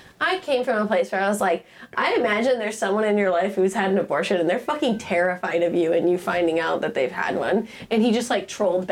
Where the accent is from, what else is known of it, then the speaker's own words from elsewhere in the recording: Montana, United States; Growing up in Montana